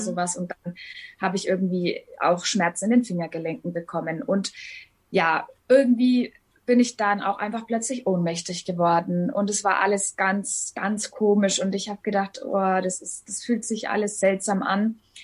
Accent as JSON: {"language": "German", "town": "Hof", "region": "Bavaria", "country": "Germany", "said": "Ich komme aus Hof in Bayern ganz oben. An der Grenze zu Thüringen und Sachsen liegt es"}